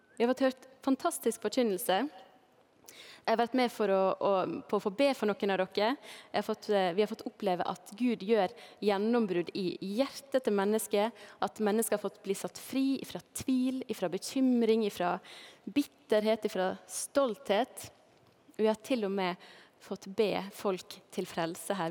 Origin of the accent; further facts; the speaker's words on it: Balestrand, Vestland, Norway; also born or lived in Førde; now in Knarvik, Norway; heimbygda mi, der jeg eh, ble født, eller ble født i Førde, da, men der jeg vokste opp, det er Balestrand i Sogn og Fjordane